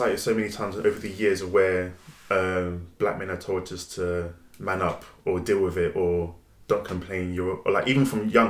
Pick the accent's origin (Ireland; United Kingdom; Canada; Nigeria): Nigeria; I'm quick with my tongue, very witty, especially the fact that I'm Nigerian as well. Our tongue is very sharp.